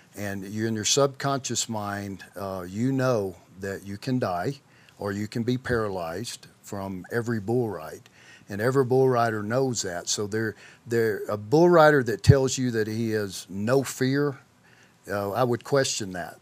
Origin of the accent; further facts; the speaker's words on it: McGehee, Arkansas, United States; grew up in a small town in Southeast Arkansas that was, name was McGee, Arkansas